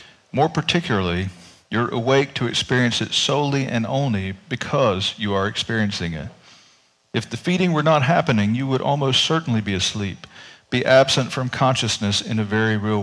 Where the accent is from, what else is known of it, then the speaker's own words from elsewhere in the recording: North Carolina, United States; moved away; I grew up in North Carolina